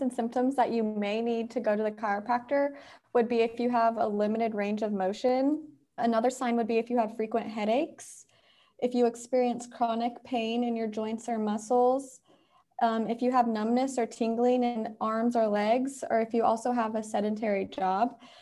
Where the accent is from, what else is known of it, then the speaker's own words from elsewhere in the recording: Indiana, United States; now in Atlanta, United States; I'm originally from Indiana, but now I live in Atlanta